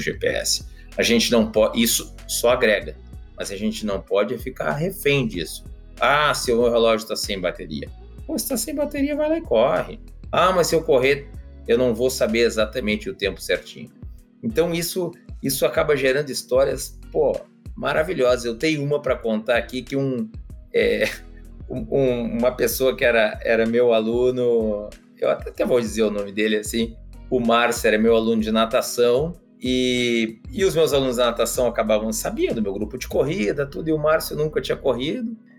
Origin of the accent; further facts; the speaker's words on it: Porto Alegre, Rio Grande do Sul, Brazil; que nem a gente diz lá no, no, Rio Grande do Sul, porque afinal de contas eu sou de, de Porto Alegre